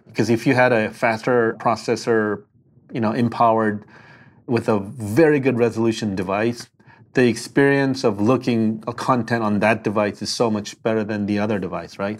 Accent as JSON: {"language": "English", "country": "South Korea", "also_born_or_lived": "Palo Alto / Detroit / Berkeley", "moved": "yes", "said": "I'm from Korea"}